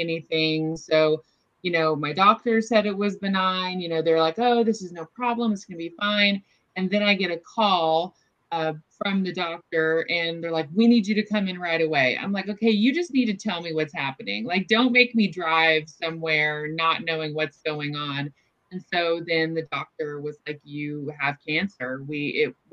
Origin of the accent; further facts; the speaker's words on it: Orland, California, United States; also born or lived in Chico, California / Davis, California; I grew up in Northern California, have lived here my whole life